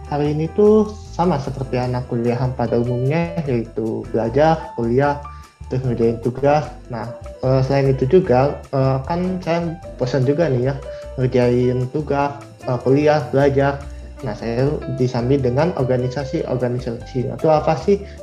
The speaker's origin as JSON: {"language": "Indonesian", "town": "Bandung", "region": "West Java", "country": "Indonesia", "said": "Aku asli Bandung, Kak."}